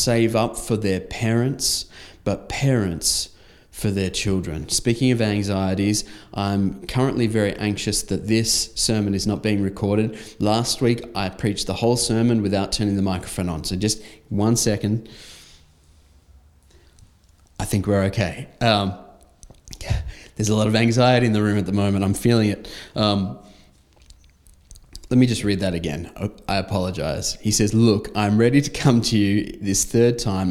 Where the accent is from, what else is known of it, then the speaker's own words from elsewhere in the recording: Australia; I had just left my home country for a foreign land